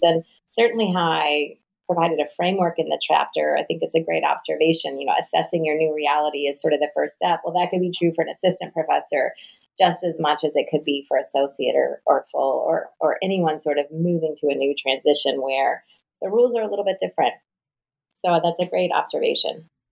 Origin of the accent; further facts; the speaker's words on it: North Carolina, United States; accent: Southern; I'm from the South, so I'm a Southerner, although I'm told I'm a fast speaking Southerner. And I spent most of my life in North Carolina